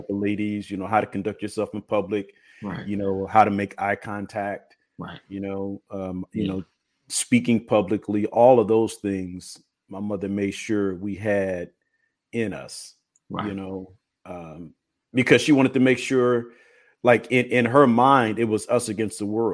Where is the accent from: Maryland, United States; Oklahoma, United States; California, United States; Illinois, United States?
Illinois, United States; I grew up in Illinois